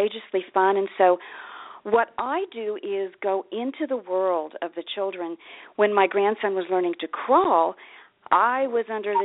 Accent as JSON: {"language": "English", "region": "Kansas", "country": "United States", "tie": "born or raised there", "moved": "yes", "lives_now": "Ashland, United States", "said": "I grew up in Kansas. I'm in Ashland, Oregon now, but I grew up in Kansas."}